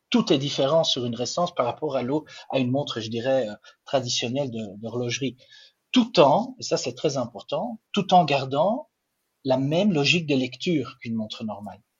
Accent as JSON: {"language": "French", "region": "Flanders", "country": "Belgium", "second_language": "French", "said": "je ne suis pas suisse, je ne suis pas français non plus, je suis belge. En plus, je suis, flamand, donc euh, ah. le, français n'est pas ma langue maternelle"}